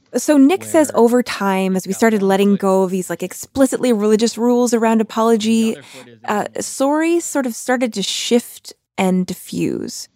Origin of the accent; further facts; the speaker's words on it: Canada; moved away as an adult; now in United States; I am Canadian.